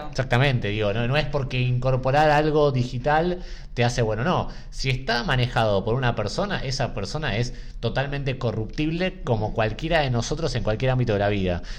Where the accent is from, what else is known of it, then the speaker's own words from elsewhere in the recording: Argentina; como argentinos